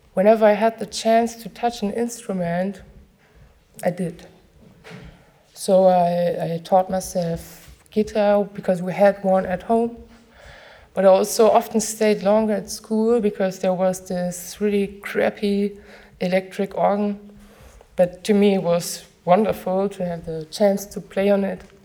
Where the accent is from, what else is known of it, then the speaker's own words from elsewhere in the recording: near Frankfurt, Hesse, Germany; I was growing up near Frankfurt